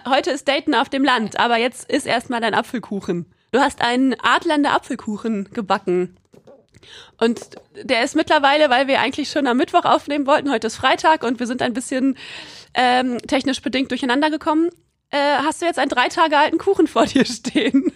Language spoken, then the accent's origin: German; Quakenbrück, Lower Saxony, Germany; also ich komme aus Quakenbrück, das ist in Niedersachsen